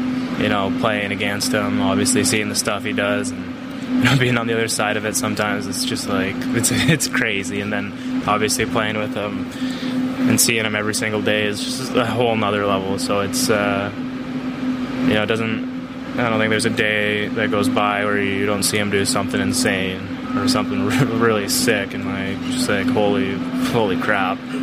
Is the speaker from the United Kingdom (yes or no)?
no; Canada; moved away as an adult; now in Chicago, United States; growing up in Canada